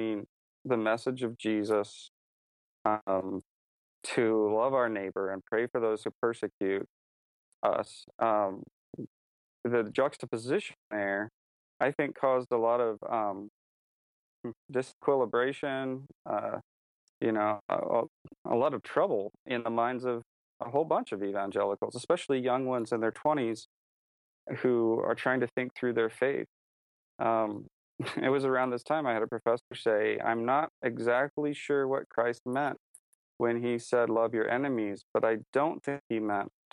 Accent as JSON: {"language": "English", "country": "United States", "also_born_or_lived": "China", "moved": "as an adult", "said": "I was an American"}